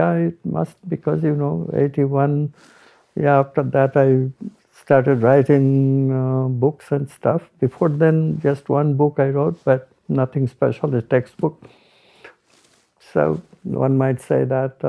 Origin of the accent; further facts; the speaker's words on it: India; I'm Indian